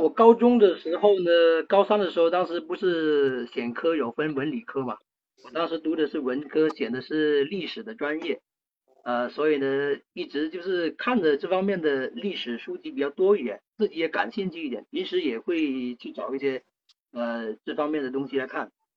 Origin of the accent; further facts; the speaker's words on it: Luhe, Guangdong, China; now in Shenzhen, China; 我是来自广东 ，呃，善美这边的。我是一个客家人，呃，出生在一个小县城，就是潞河那边。然后呢，这边距离我在，现在工作的地方深圳也就是两百多公里，回家也非常方便